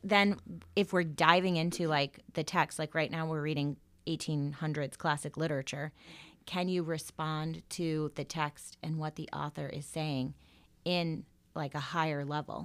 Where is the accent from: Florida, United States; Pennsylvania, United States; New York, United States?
Florida, United States; moved away as an adult; also born or lived in Salem, Massachusetts / Connecticut; now in Dayton, United States; That's where I went to college, um, and high school, well, all school, but I wouldn't consider myself from Florida